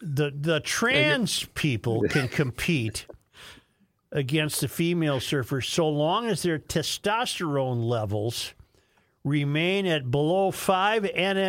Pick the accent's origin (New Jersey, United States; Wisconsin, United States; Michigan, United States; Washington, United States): Wisconsin, United States; Superior; I remember hearing adults speak of this as a kid growing up in Superior.